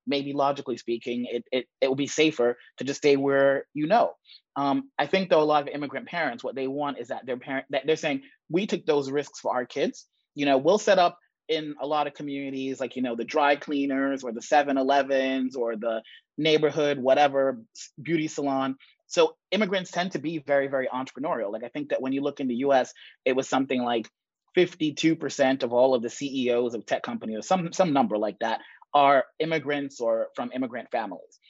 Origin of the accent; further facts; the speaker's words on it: New York City, New York, United States; moved away as an adult; also born or lived in Jamaica / London / Barcelona / Madrid; I was born in Jamaica, grew up in the Bronx, went to Yale College and Yale Law School